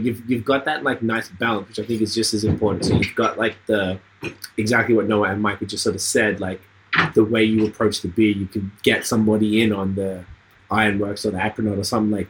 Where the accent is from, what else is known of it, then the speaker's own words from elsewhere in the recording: Melbourne, Victoria, Australia; my hometown of Melbourne